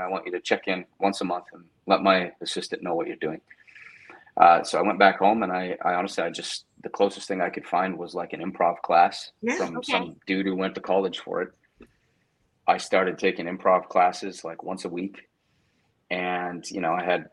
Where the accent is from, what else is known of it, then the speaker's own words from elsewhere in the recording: Canada; I grew up mostly in Canada